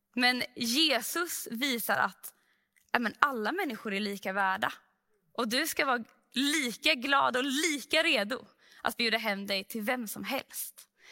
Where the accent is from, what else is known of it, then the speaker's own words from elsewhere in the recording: Sweden; vi som svenskar